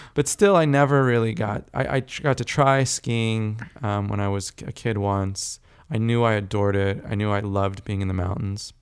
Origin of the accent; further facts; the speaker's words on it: California, United States; also born or lived in South Africa / Texas; Largely grew up in California